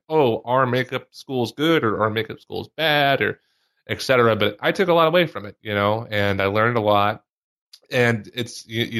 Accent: Mississippi, United States; moved away as an adult; growing up in Mississippi

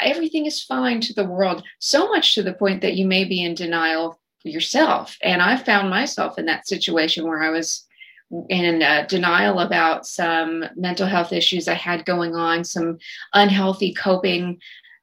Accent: Snyder, Texas, United States; now in Fort Worth, United States; my instructors out in Snyder from my hometown

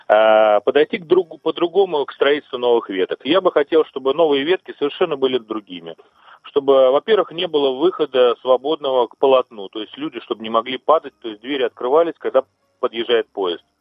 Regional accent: Moscow, Russia; Ну, я москвич и метро пользуюсь самостоятельно уже с 6 лет, наверное, даже раньше немножко.

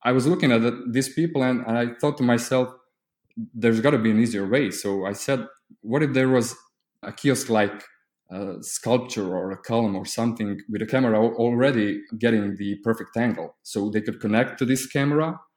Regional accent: Croatia; I'm from Croatia. It's a small country in the EU.

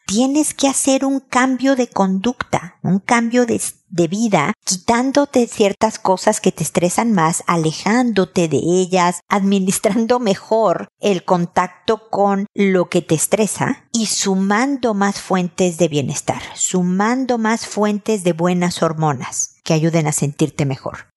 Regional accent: Mexico; moved away as an adult; also born or lived in United States; now in Chile; yo estoy en Chile siendo mexicana

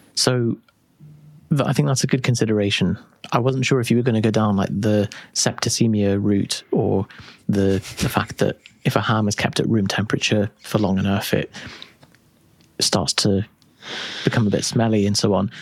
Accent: United Kingdom; we're too British

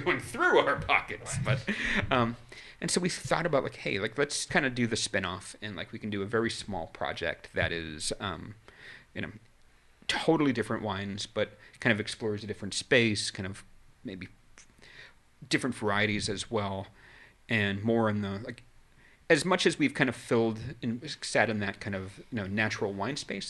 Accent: New England, United States; moved away; I grew up in New England.

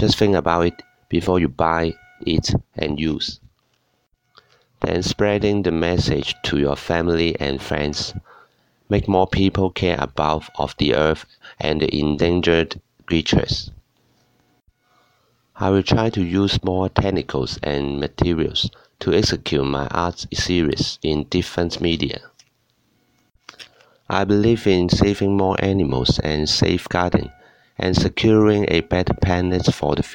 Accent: Hong Kong; I'm an illustrator from Hong Kong

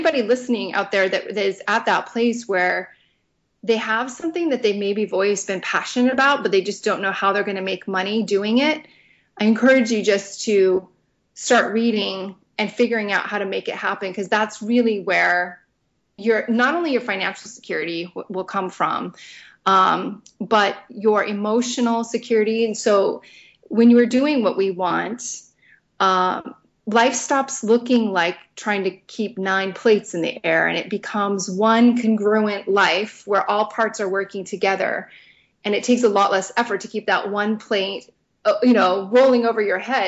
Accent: Southern California, United States; I worked at Disneyland because I grew up in Southern California

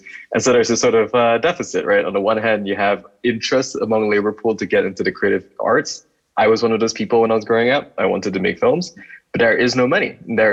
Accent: Kuala Lumpur, Malaysia; moved away as an adult; now in Boise, United States; I'm from KL. But I'm not Malay. I'm a Chinese, sort of Malaysian

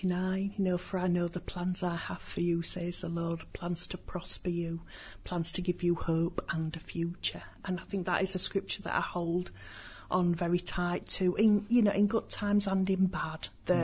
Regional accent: Yorkshire and the Humber, United Kingdom; Well, being a Yorkshire lass, you know, I think we're just very welcoming.

